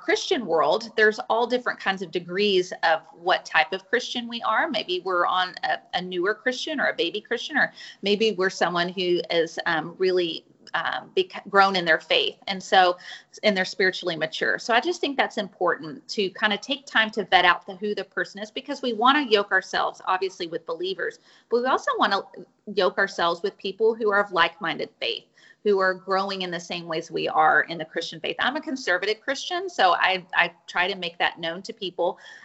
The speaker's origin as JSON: {"language": "English", "town": "Fort Worth", "region": "Texas", "country": "United States", "said": "I am from Fort Worth, Texas. I still live in Fort Worth"}